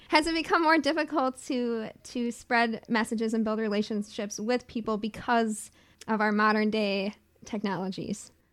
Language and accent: English; Chippewa Falls, Wisconsin, United States; now in Madison, United States; I was born and raised, um, in northern central Wisconsin